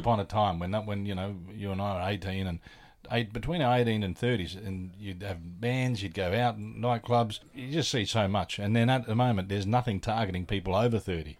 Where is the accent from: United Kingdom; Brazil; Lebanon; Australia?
Australia; Adelaide, South Australia; moved away; also born or lived in Sydney; I'm originally from Adelaide, and when I moved back to Australia, I was in Sydney